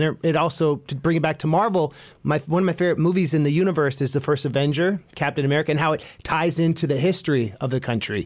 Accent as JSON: {"language": "English", "area": "Bay Area", "region": "California", "country": "United States", "said": "being from the Bay"}